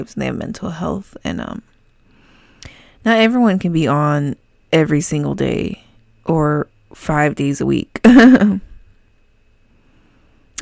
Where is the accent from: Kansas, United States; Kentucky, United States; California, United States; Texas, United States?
California, United States; I'm from California